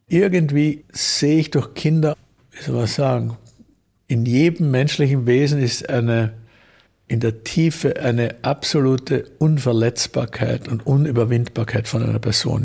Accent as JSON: {"language": "German", "region": "Vienna", "country": "Austria", "tie": "born or raised there", "said": "ich bin ja in Wien geboren, habe immer in Wien gelebt, in einem Arbeiterbezirk, im 10. Bezirk."}